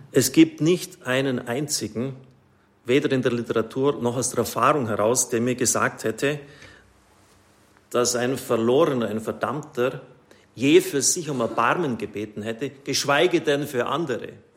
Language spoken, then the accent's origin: German; Swabia, Germany; Ich bin ein Schwabe